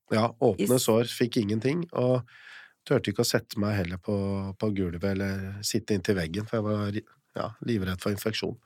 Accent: Eastern Norway, Norway; jeg er født og oppvokst på Østlandet

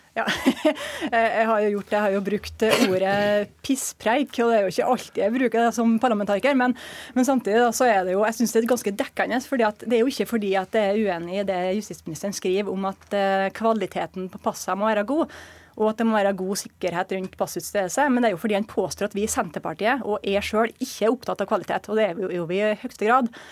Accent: Surnadal, Møre og Romsdal, Norway; i hjemkommunen min, som er Surnadal

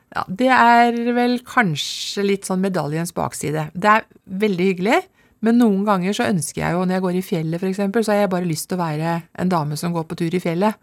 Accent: Lommedalen, Akershus, Norway; Født og oppvokst i Lommedalen. Og bor der fremdeles.

